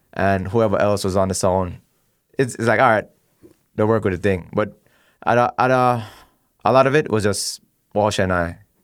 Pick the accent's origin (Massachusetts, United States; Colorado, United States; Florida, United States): Florida, United States; Miami; Growing up in Miami